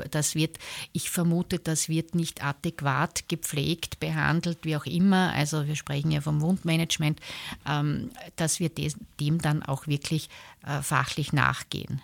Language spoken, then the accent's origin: German; southern Burgenland, Austria; moved away as an adult; also born or lived in eastern Styria; now in Graz, Austria; ich bin äh, in der Oststeiermark geboren, aber aufgewachsen im Südburgenland in einer Großfamilie